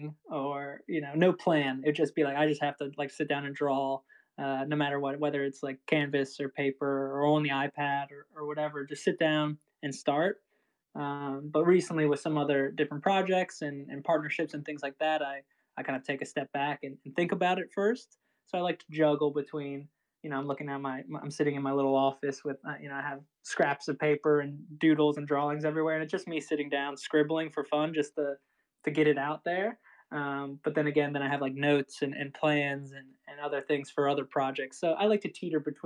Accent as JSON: {"language": "English", "region": "Maryland", "country": "United States", "tie": "born or raised there", "said": "I grew up in Maryland here"}